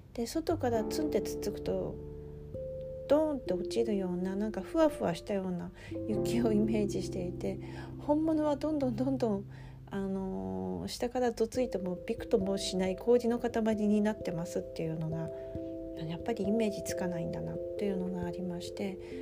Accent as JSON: {"language": "Japanese", "region": "Aomori", "country": "Japan", "tie": "born or raised there", "moved": "as an adult", "said": "五年半前まで青森県青森市で生まれ育ち、長くそちらに住んでおりました"}